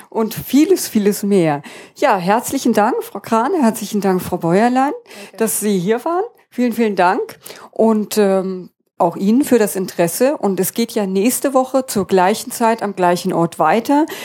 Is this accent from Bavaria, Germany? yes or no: no; Berlin, Germany; Wir sind ja beide aus Berlin. Und da sah man ja auch die Mauer.